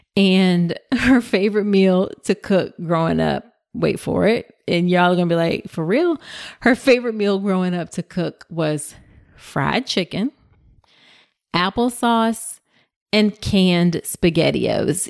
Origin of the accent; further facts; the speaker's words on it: Hampton, Virginia, United States; We grew up in Hampton, Virginia